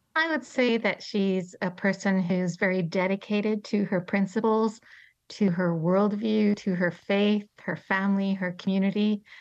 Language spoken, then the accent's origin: English; Toronto, Ontario, Canada; moved away as an adult; now in Colorado, United States; Toronto, which is my hometown